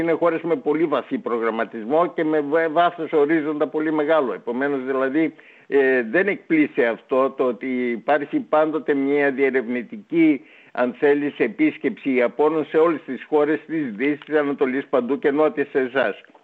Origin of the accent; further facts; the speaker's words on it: Greece; είμαστε Έλληνες